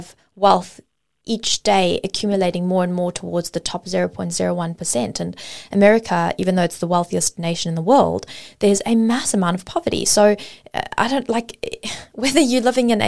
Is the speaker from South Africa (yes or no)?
yes; South Africa; now in Australia; I grew up in South Africa before moving to Australia, and my education system was heavily focused, my history was heavily focused primarily on apartheid